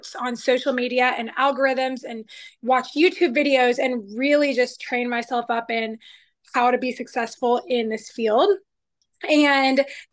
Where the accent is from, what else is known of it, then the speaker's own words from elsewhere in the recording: Georgia, United States; also born or lived in Arizona; born in Arizona, but grew up in Georgia. So I'm a Georgia girl